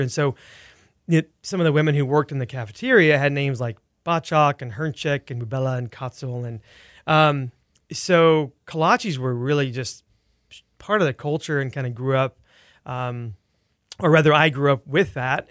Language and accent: English; El Campo, Texas, United States; now in Houston, United States; I grew up in Wharton County, an hour s-, southwest of here in a town called El Campo